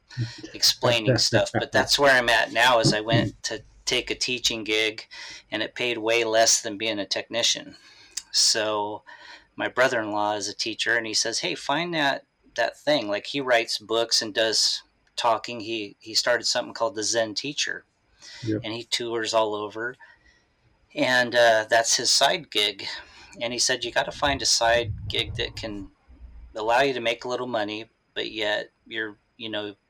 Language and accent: English; San Diego, California, United States; moved away as an adult; also born or lived in Salem, Oregon; I was from San Diego, California.